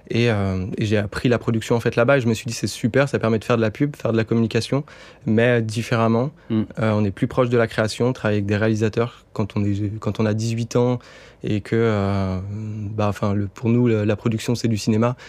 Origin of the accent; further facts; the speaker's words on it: Bordeaux, Nouvelle-Aquitaine, France; now in Paris, France; je suis redescendu à Bordeaux, ma ville natale.